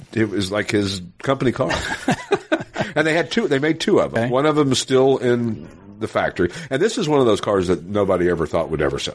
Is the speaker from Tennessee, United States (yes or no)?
yes; Knoxville, Tennessee, United States; moved away; also born or lived in North Hollywood; growing up in Knoxville, Tennessee.